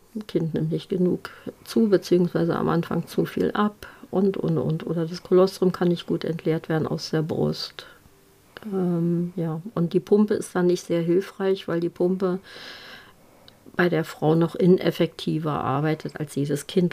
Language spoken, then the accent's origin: German; Germany; bei uns in Deutschland